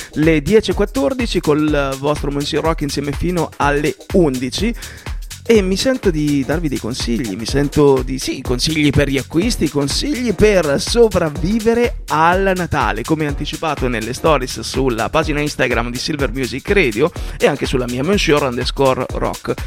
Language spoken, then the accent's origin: Italian; Southern Italy, Italy; da buon terrone quale io sono